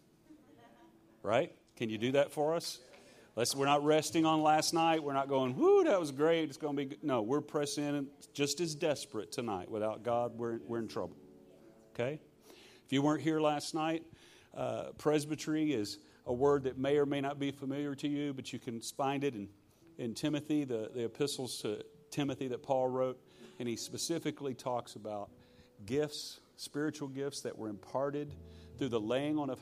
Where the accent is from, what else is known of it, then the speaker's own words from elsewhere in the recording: Shreveport, Louisiana, United States; I'm from Shreveport, Louisiana, and I'm a Scottish Louisiana redneck